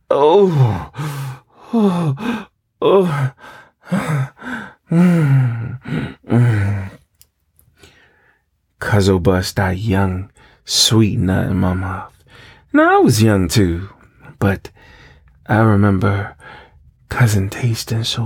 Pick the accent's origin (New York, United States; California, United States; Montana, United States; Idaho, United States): New York, United States; I grew up in New York, where it's cold as fuck